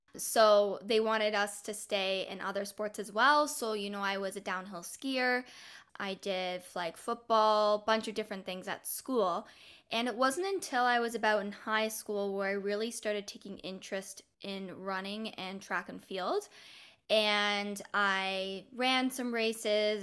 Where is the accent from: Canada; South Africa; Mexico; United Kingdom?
Canada; now in Ontario, Canada; Canada's Olympic coaches were starting a club in my hometown.